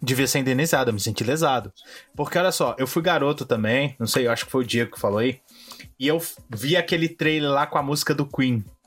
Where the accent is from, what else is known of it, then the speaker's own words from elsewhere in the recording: São Paulo, Brazil; moved away; eu fui recentemente à minha terra natal, São Paulo